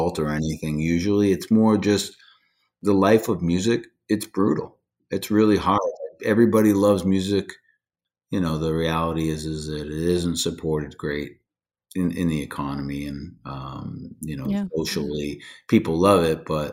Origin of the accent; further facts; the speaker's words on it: New Hampshire, United States; moved away as an adult; also born or lived in the western United States; I lived out west for a bunch of years, and then I moved back, and some friends from my hometown